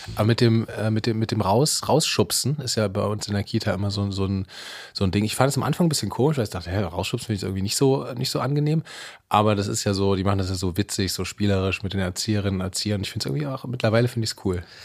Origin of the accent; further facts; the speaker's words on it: Leipzig, Saxony, Germany; moved away; also born or lived in Berlin; ich komme aus Leipzig